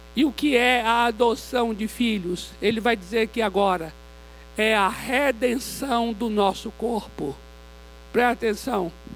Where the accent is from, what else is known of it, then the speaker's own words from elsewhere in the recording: Vitória da Conquista, Bahia, Brazil; moved away; eu sou baiano de Vitória da Conquista